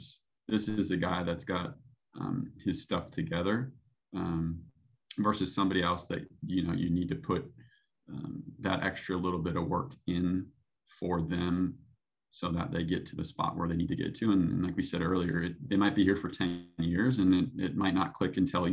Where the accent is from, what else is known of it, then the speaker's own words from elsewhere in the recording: Midwest, United States; You know, growing up in the Midwest, it's very blue collar and, you know, putting the work in. And that's kind of the way I grew up